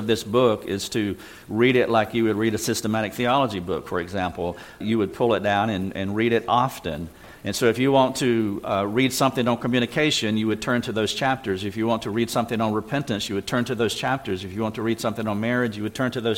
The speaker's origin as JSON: {"language": "English", "town": "Greenville", "region": "South Carolina", "country": "United States", "said": "We're from Greenville, South Carolina, and been living in the South all of my life. Born in North Carolina, moved 135 miles a little farther south west"}